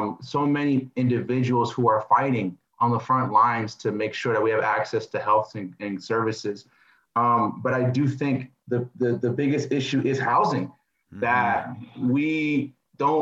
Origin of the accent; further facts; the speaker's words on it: East Palo Alto, California, United States; also born or lived in North Carolina / New Jersey / Oxford, England; I grew up in the Bay Area